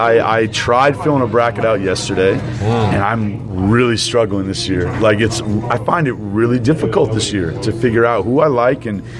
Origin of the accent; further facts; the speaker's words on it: Vermont, United States; moved away; She knows we're from Vermont.